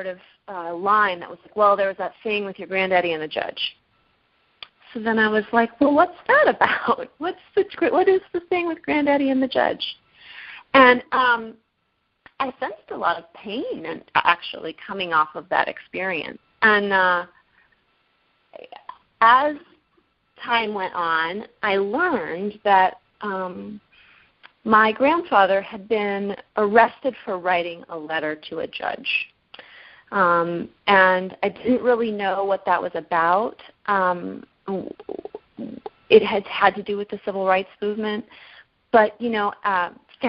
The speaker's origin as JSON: {"language": "English", "region": "California", "country": "United States", "tie": "born or raised there", "said": "I grew up in California."}